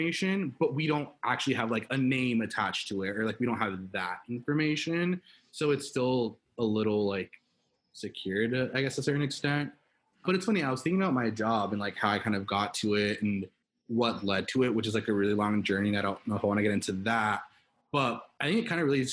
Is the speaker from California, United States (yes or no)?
yes; Los Angeles, California, United States; born and raised in Los Angeles, California